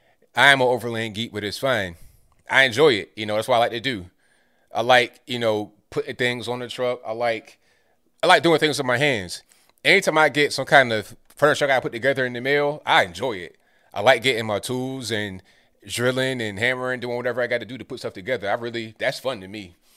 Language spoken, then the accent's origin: English; Parkersburg, West Virginia, United States; also born or lived in Winfield / Canova; I grew up in Parkersburg. I know I'm a Parkersburg. Shout out to you. Lived in Kanawha County for a while. I lived in Winfield and Canova for a while.